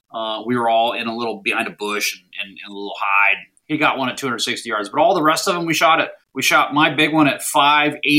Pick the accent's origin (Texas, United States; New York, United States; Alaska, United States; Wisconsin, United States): Alaska, United States; Anchorage; also born or lived in Minnesota / Washington, D.C. area; now in Florida, United States; I was born and raised in Anchorage, Alaska.